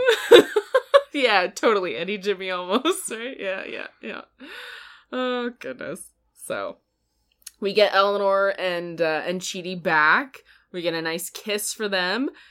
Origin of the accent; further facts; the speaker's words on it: Canada; we're Canadian